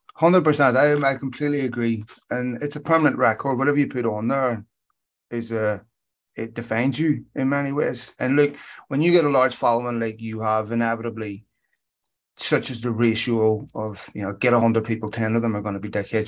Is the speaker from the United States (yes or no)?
no; Belfast, Northern Ireland, United Kingdom; growing up in Belfast